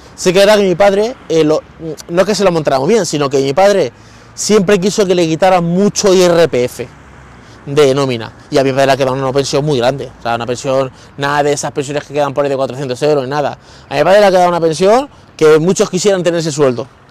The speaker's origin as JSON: {"language": "Spanish", "town": "Guadalupe", "region": "Extremadura", "country": "Spain", "also_born_or_lived": "Madrid", "moved": "yes", "lives_now": "Talavera de la Reina, Spain", "said": "Talavera está entre medias de Madrid y de Guadalupe, que es mi pueblo"}